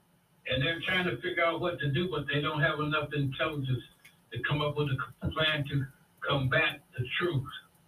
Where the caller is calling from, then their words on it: Maywood, Illinois, United States; I'm calling from Maywood, Illinois.